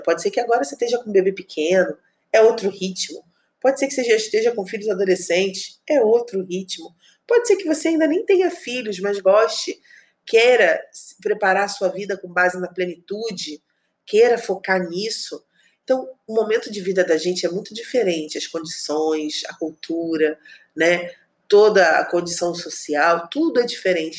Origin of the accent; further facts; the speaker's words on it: Rio de Janeiro, Brazil; moved away as an adult; also born or lived in Espírito Santo; Eu sou do Rio de Janeiro, meu marido também